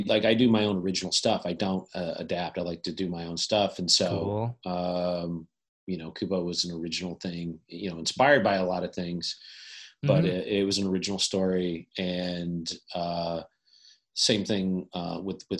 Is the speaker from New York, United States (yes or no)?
no; Kentucky, United States; now in California, United States; I'm from Kentucky originally